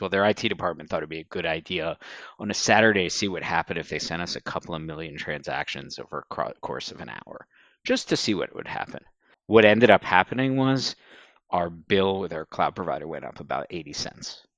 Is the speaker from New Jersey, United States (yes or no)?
yes; Southern New Jersey, United States; moved away as an adult; also born or lived in Washington, D.C.; now in Philadelphia, United States; I grew up in Southern New Jersey and then moved across the river to Philadelphia twenty-some-odd years ago.